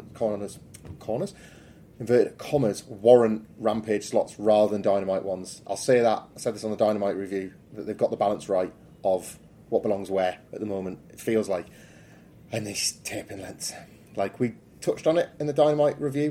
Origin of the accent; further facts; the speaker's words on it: United Kingdom; I'm being very British